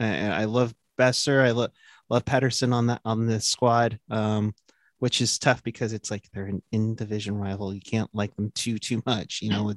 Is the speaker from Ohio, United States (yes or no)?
no; Berkeley, California, United States; I'm born and raised. I was born in Berkeley. I lived around the Bay Area my entire life.